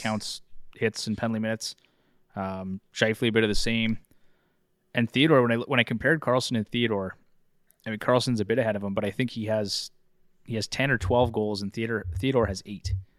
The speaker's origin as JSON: {"language": "English", "country": "Canada", "said": "I'm a Canadian"}